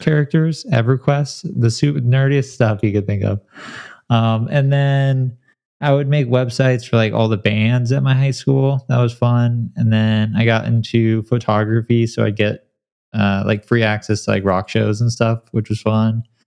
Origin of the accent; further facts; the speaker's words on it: San Clemente, California, United States; also born or lived in Detroit, Michigan; I was born in Detroit, and then I grew up in a small beach town called San Clemente in Southern California